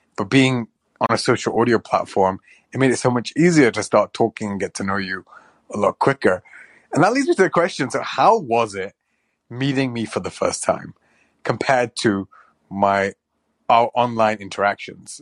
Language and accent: English; Pakistan; I'm Pakistani